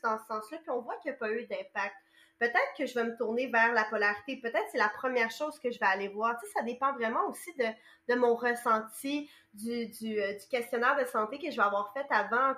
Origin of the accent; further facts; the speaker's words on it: Montreal, Quebec, Canada; moi je viens de Montréal